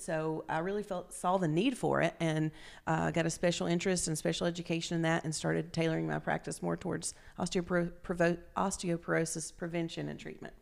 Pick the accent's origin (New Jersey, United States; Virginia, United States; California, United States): Virginia, United States; Grundy; moved away as an adult; also born or lived in Roanoke, Virginia / New Haven, Connecticut; now in East Tennessee, United States; I'm originally from Southwest Virginia, from Grundy, Virginia.